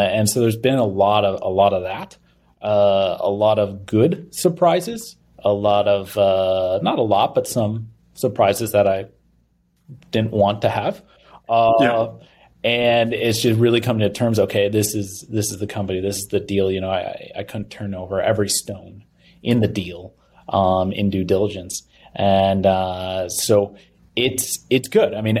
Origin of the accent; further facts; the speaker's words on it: Minneapolis, Minnesota, United States; also born or lived in Pensacola, Florida; I grew up in Minnesota. Grew up in Minneapolis.